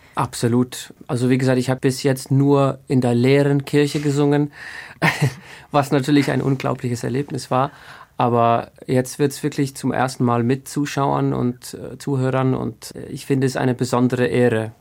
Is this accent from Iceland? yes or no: yes; Iceland; in Island gibt es, glaube ich, einen einzigen Knabenchor mhm. und der ist in Reykjavik und ich bin nicht in Reykjavik aufgewachsen